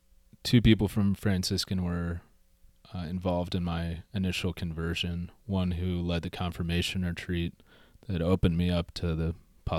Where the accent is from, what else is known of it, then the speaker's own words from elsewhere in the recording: The Woodlands, Texas, United States; I grew up in the Woodlands, Texas, and was kind of a nominal Catholic in many ways.